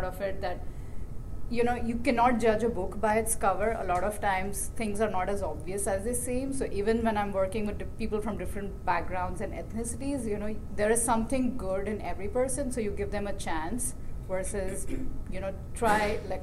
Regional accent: Mumbai, Maharashtra, India; moved away; we grew up in Bombay

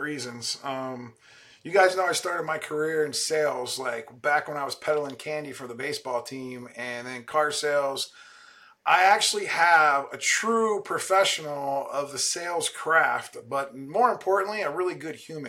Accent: Canton, Ohio, United States; I'm from Canton, Ohio

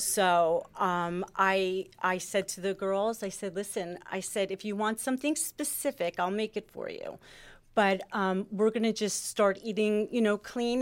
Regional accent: Springfield, United States; I grew up in Springfield. I am Italian.

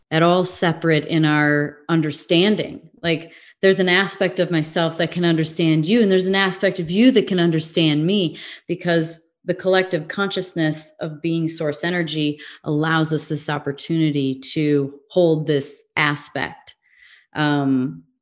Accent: Midwest, United States; also born or lived in England / California; now in Arizona, United States; if i lived in england for a while i grew up in the Midwest. I lived sort of in the South.

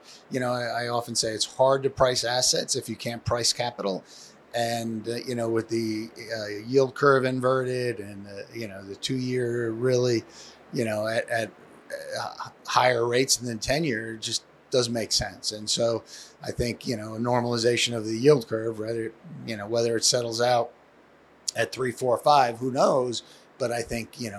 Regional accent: Long Island, New York, United States; also born or lived in Michigan; born and raised in New York, Long Island

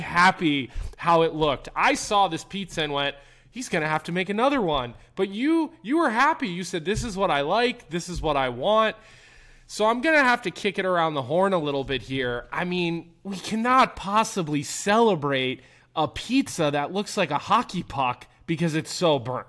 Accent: East Coast, United States; I'm from the East Coast

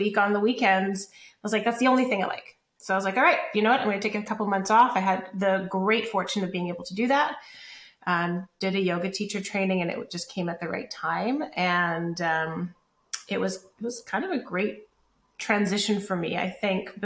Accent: Calgary, Alberta, Canada; moved away as an adult; also born or lived in Los Angeles; I am from Calgary originally. I grew up there, moved from there to Los Angeles when I was in my early 20s

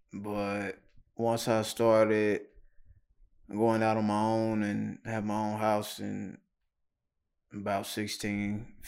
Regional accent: Knoxville, Tennessee, United States; Yeah, right here in Knoxville.

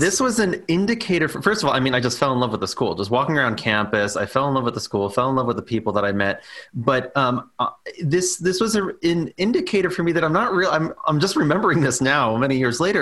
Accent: New York City, New York, United States; born and raised on Staten Island in New York

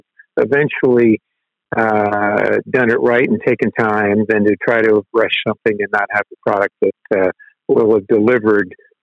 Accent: Tampa, Florida, United States; growing up in Tampa, Florida

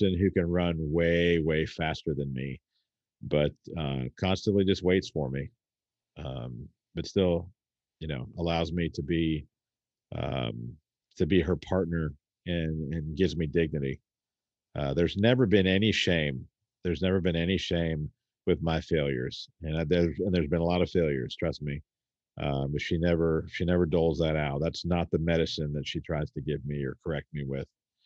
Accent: United States; as an American people

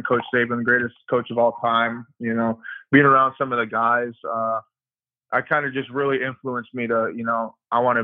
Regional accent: Pennsylvania, United States; moved away as an adult; also born or lived in Maryland; now in Tuscaloosa, United States; I'm from Pennsylvania up in the country, so there's a lot more country boys here

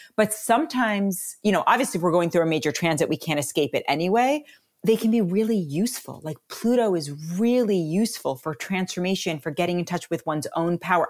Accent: New York City, New York, United States; moved away; also born or lived in Colorado / New Zealand; I was raised in New York City, my family is pretty much all migrated to Colorado

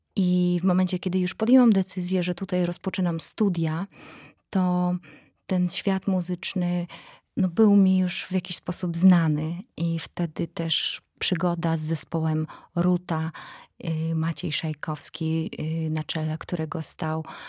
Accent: Belarus; Polish is a second language; moved away as an adult; now in Poland; będąc Białorusinką

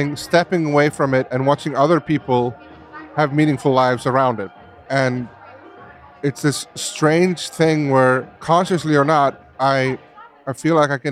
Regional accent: Iceland; I was growing up in Iceland in a beautiful surrounding, very free.

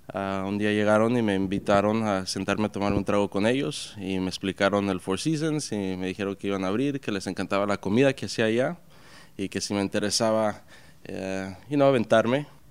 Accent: Puerto Peñasco, Sonora, Mexico; now in New York, United States; me crié en Puerto Peñasco, México, que es en el, ah, en el mar de Cortés, y me crié comiendo mariscos

